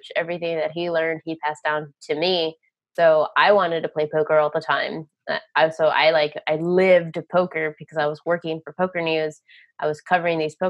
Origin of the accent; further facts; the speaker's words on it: Texas, United States; moved away as an adult; also born or lived in Las Vegas, Nevada; Born and raised in Texas